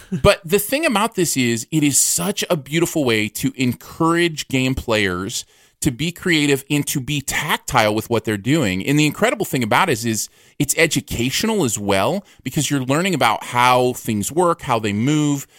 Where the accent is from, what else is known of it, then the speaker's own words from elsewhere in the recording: Michigan, United States; now in Missouri, United States; I grew up in Michigan